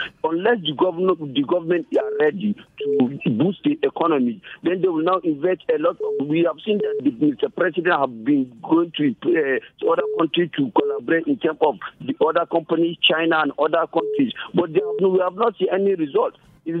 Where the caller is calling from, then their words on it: Nigeria; I'm calling from Chichi and Tijon.